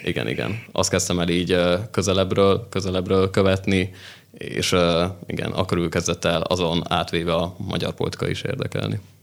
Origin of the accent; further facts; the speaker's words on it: Szokolya, Pest, Hungary; moved away as an adult; also born or lived in Nógrád County; now in Budapest, Hungary; mi vidékiek vagyunk úgy, Nógrád megyéből.